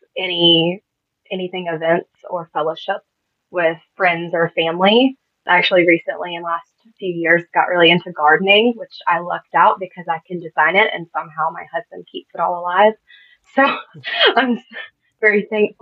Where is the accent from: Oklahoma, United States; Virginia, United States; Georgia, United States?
Georgia, United States; Augusta; I was born and raised in Augusta, Georgia